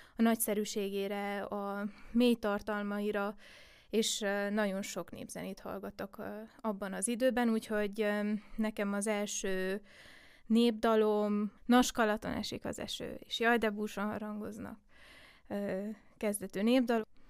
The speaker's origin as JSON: {"language": "Hungarian", "region": "Székely Land", "country": "Romania", "tie": "born or raised there", "said": "Én Székelyföldön születtem, és um, nem csak a családom részéről volt egy uh, egy indítás a népzene felé, hanem, hanem a falu közösség részéről is"}